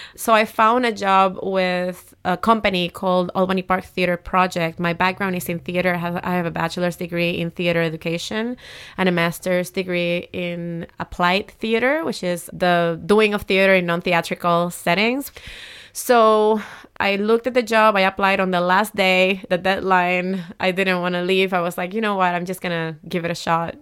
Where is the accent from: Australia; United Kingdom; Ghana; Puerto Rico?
Puerto Rico; Humacao; moved away; I grew up in Humacao, uh, a small town, uh, in the eastern coast of Puerto Rico.